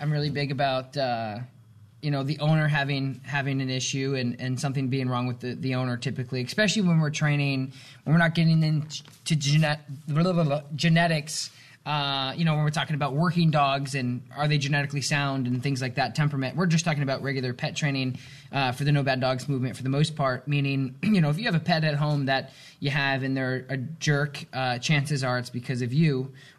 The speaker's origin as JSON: {"language": "English", "town": "South Glens Falls", "region": "New York", "country": "United States", "tie": "born or raised there", "said": "my hometown, South Glens Falls"}